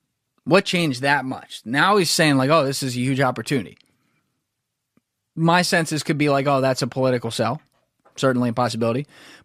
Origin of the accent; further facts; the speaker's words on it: United States; If I'm in the U.S., and I am in the U.S., I'm an American.